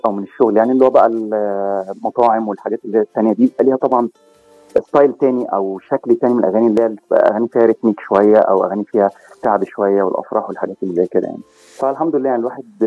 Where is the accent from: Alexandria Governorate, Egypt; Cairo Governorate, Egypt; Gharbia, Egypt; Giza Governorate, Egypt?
Cairo Governorate, Egypt; Cairo; moved away as an adult; also born or lived in Gulf countries; now in United States; انا من مصر آه، من القاهره تحديدا